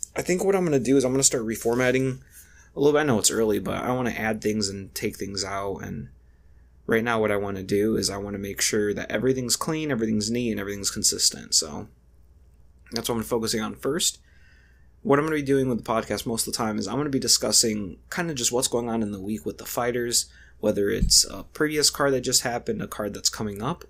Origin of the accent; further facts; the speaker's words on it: Lorain, Ohio, United States; I'm from Lorain, Ohio